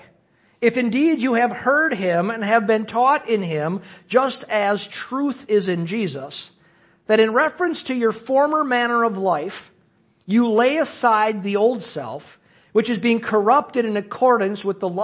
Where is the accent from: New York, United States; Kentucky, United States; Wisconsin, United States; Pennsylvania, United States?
Wisconsin, United States; Cedarburg; I was raised in Cedarburg, Wisconsin, to a beer-drinking, construction-working family